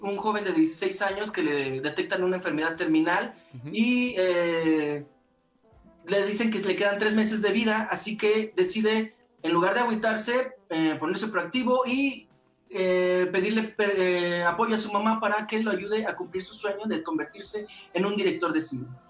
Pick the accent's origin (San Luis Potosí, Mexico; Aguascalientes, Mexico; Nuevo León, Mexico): Aguascalientes, Mexico; somos de Aguascalientes